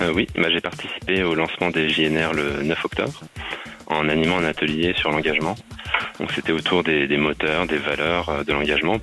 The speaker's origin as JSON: {"language": "French", "region": "Brittany", "country": "France", "said": "je suis breton"}